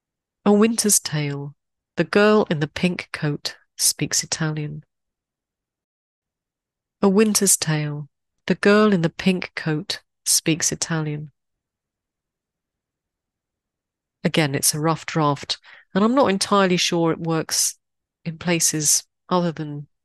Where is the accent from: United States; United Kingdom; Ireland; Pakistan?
United Kingdom; Croydon, London; my hometown in the UK. Croydon.